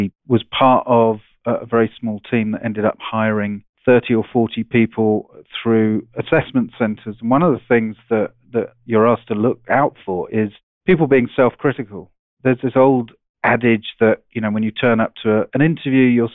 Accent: England, United Kingdom; moved away as an adult; now in Seattle, United States; I'm an Englishman. I went to a public school, boarding school over there

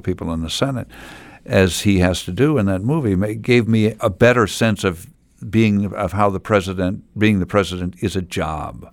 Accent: Findlay, Ohio, United States; now in Milwaukee, United States; I was born in Findlay, Ohio

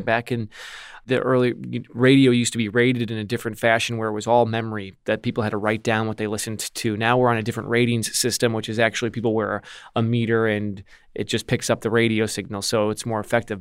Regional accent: Milwaukee, Wisconsin, United States; my hometown, which is Milwaukee, so just out in the suburbs

